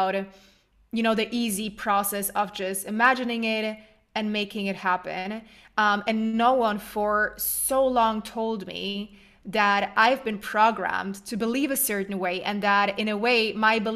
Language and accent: English; Germany; I am originally from Germany, but my whole family's from Poland, and they moved to Germany when I was young. No, actually, I was born in Germany.